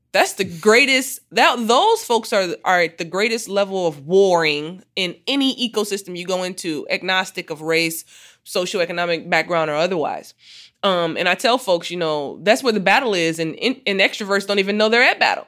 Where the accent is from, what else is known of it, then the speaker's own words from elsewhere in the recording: Muskegon, Michigan, United States; I grew up in Muskegon, Michigan